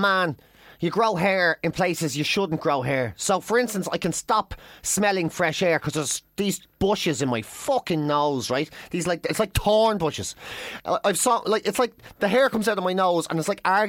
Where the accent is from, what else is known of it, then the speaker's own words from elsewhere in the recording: Ireland; I'm Irish